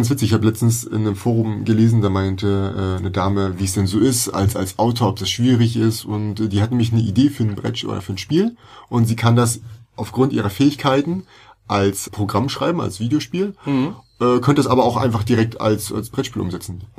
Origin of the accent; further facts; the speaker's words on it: Germany; born there; Als gebürtiger Deutscher habe ich damit absolut keine Probleme und keine Berührung